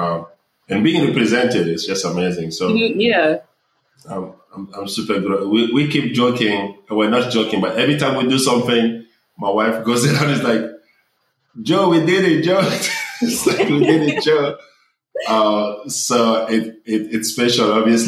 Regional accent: Pretoria, Gauteng, South Africa; moved away as an adult; also born or lived in Senegal / Mali / Johannesburg; now in United States; I mostly grew up in South Africa. So my accent is all. Yeah, I was there for like 11 years

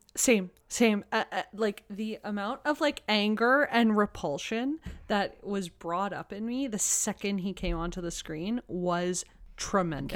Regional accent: Toronto, Ontario, Canada; I grew up in Toronto, but my school is nothing like this

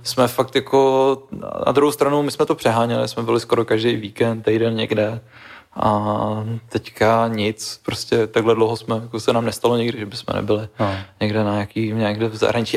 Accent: Žatec, Ústí nad Labem Region, Czechia; Já jsem z no. Ústeckého kraje, Liťák je Ústecký kraj, sice trošku ten jiný Ústecký kraj, než ten, já jsem ze Žace, takový ten jako most Chomutov, Louny

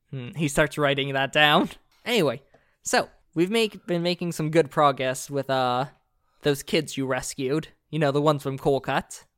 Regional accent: Florida, United States; I grew up in Florida

